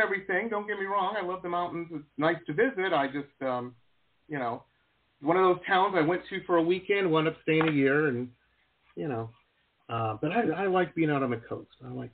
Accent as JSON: {"language": "English", "town": "Detroit", "region": "Michigan", "country": "United States", "tie": "born or raised there", "also_born_or_lived": "Denver", "moved": "yes", "lives_now": "Florida, United States", "said": "I grew up in Metro Detroit."}